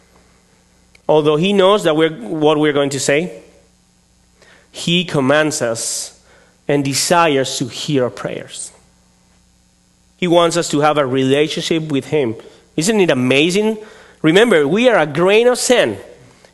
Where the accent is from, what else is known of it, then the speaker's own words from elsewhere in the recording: Spain; English is a second language; moved away as an adult; also born or lived in León, Spain; now in Vallejo, United States; I come from Spain